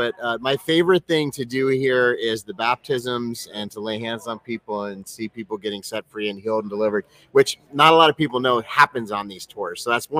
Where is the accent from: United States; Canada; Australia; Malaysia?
United States; Los Angeles, California; also born or lived in Ohio; I was born in Ohio. And then we moved out to Los Angeles and like about 8 years old. And from 8 to 16, I was in Hollywood.